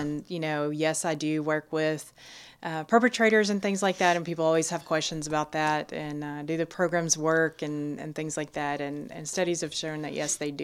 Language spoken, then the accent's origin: English; Nacogdoches County, Texas, United States; also born or lived in Austin, Texas; born and raised in Nacogdoches County